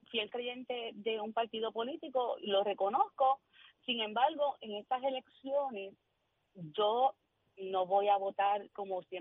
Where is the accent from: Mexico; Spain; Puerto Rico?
Puerto Rico; Y es nuestro momento como puertorriqueño.